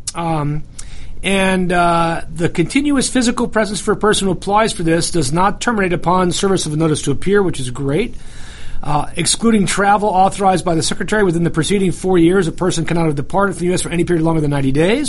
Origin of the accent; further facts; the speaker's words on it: the North, United States; accent: northern; now in Southern United States; I, said it with my northern accent